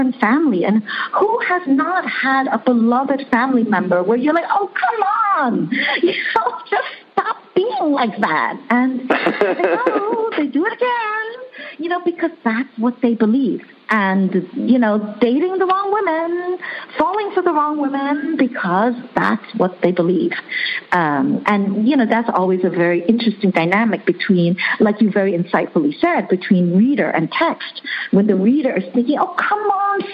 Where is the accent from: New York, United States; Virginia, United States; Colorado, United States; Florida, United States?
New York, United States; New York City; first language Chinese; English is a second language; moved away as an adult; also born or lived in Hong Kong; now in Netherlands; I was born in Hong Kong. I grew up in New York City, and I now live in the Netherlands